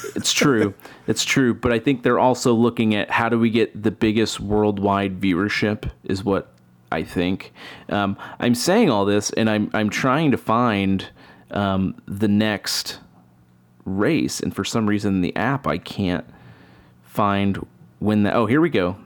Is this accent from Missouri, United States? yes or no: yes; Kansas City, Missouri, United States; I'm from Kansas City.